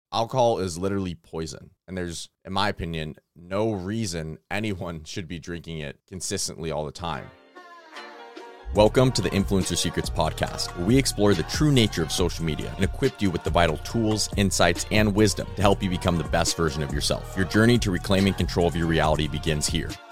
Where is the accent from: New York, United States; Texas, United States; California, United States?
California, United States; I'm from California